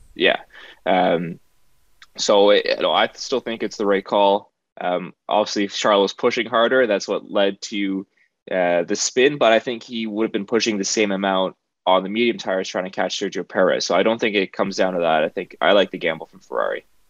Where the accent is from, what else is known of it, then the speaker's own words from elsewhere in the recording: Canada; as a Canadian